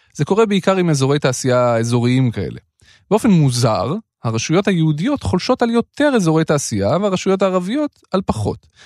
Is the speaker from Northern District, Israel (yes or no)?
no; Jerusalem, Jerusalem District, Israel; moved away as an adult; also born or lived in moshav near Sha'ar HaGai; נולדתי בירושלים